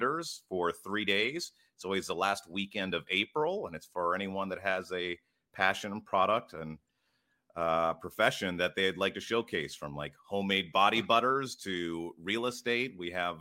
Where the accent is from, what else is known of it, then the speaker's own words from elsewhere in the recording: Ottawa, Ontario, Canada; Born and raised in Ottawa. Been here my whole life.